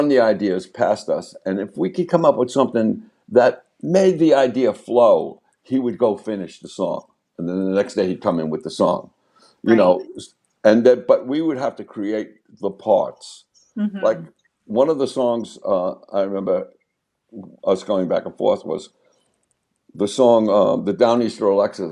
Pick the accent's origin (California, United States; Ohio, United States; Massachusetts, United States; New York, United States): New York, United States; Long Island; growing up on Long Island